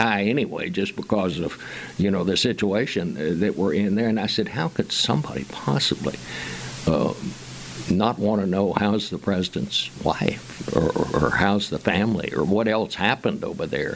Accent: Fort Worth, Texas, United States; I said, Fort Worth

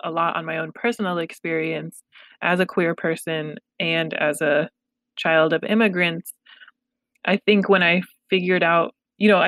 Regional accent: Los Angeles, California, United States; first language Pashto; English is a second language; My family is from Afghanistan, and I was born in Los Angeles

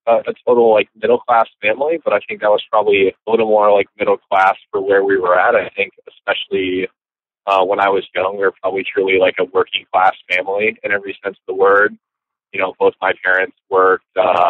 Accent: Marshalltown, Iowa, United States; I was born and raised in Marshalltown. So I was there from the time, you know, I was born there, and then I was there until I graduated high school.

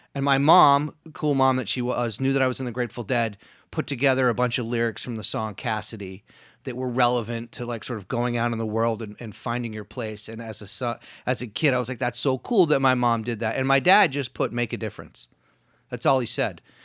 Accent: New York City, New York, United States; also born or lived in Rhode Island; I was born in Rhode Island, and I moved to New York when I was about seven

